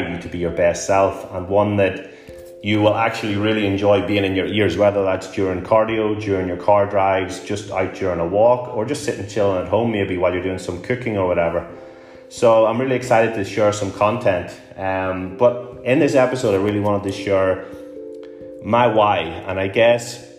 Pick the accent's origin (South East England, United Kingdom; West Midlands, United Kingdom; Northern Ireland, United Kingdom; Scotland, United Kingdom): Northern Ireland, United Kingdom; Newry; moved away as an adult; also born or lived in Glasgow; my hometown of Newry in Northern Ireland